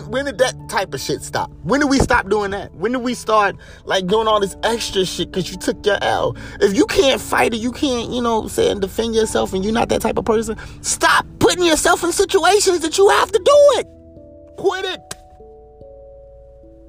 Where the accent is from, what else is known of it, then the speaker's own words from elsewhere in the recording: Greensboro, North Carolina, United States; moved away; I'm back in my hometown. Because I'm originally from Greensboro, North Carolina.